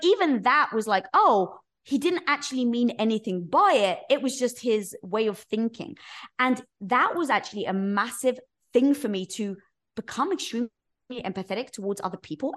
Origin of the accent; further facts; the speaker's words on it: London, United Kingdom; moved away as an adult; now in United States; That's where I was from, North London